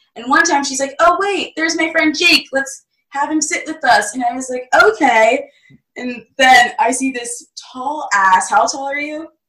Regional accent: New Jersey, United States; I'm from South Jersey.

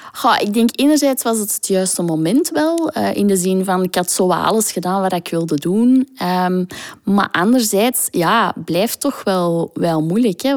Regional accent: Botswana; moved away; also born or lived in South Africa / Kenya; In Zuid-Afrika. En ik ben opgegroeid in Botswana.

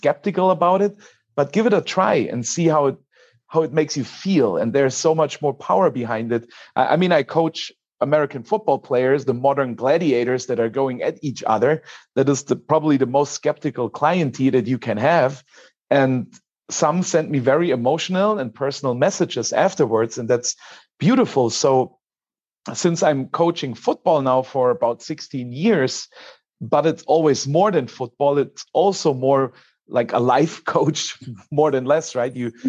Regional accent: Germany; So I go even a step back more, because I'm from Germany.

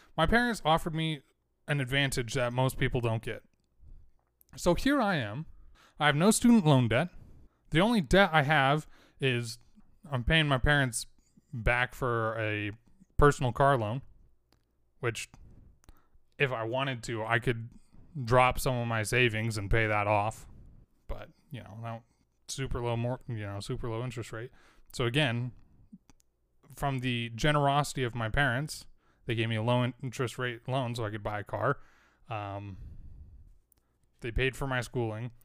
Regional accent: United States; I was born in America

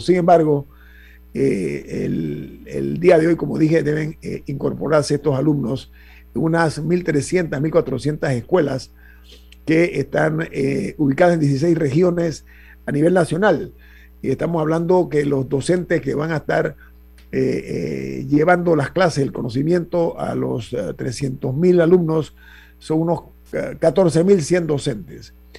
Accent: Panama; como panameño

